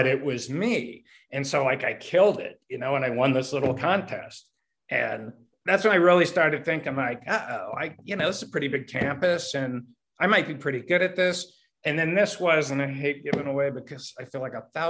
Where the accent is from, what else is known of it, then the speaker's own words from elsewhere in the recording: Pittsburgh, Pennsylvania, United States; moved away as an adult; also born or lived in Los Angeles; I grew up here in Pittsburgh.